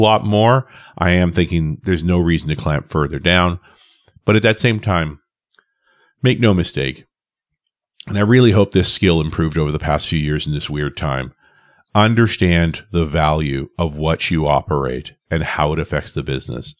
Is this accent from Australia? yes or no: no; Canada; I'm a Canadian living next door to the U S